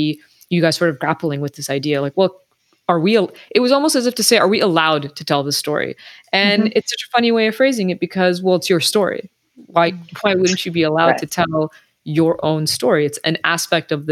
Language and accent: English; United States; as an Iranian, I was born in the U.S., so as an Iranian American, my parents are both Iranian